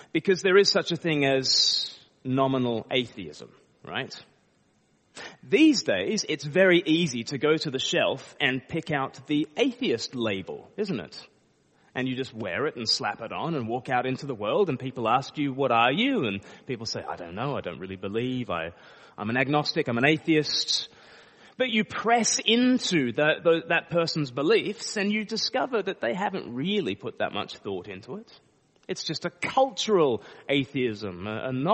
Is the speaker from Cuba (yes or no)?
no; Australia; now in Eastbourne, United Kingdom; I live in Eastbourne most of the time, but I'm from Australia. I just say that because people start to pick up a bit of an accent.